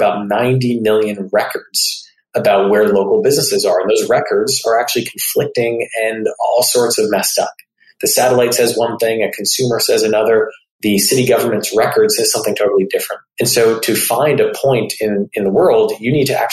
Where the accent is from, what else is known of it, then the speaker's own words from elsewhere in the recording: North New Jersey, United States; moved away; also born or lived in Michigan / Stanford, California; I grew up in North New Jersey, went to undergrad at the University of Michigan